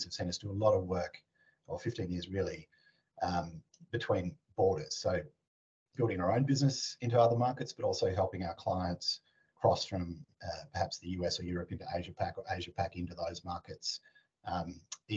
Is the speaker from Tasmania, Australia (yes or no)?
yes; Tasmania, Australia; moved away as an adult; I'm an Australian, originally born in Tasmania, down a little island at the bottom of Australia